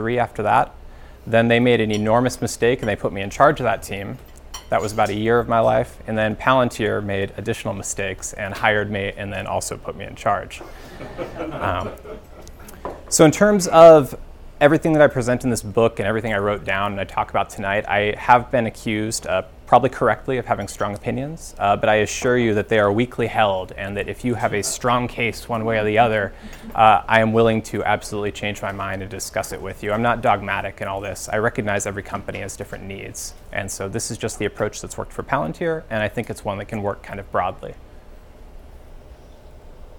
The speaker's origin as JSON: {"language": "English", "region": "Alaska", "country": "United States", "tie": "born or raised there", "moved": "as an adult", "said": "I grew up in Alaska. That's where I lived from about ages 0 through 22."}